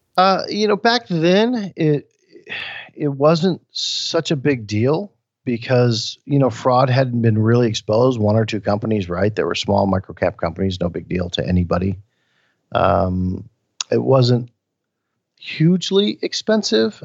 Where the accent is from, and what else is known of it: Flint, Michigan, United States; born or raised there; moved away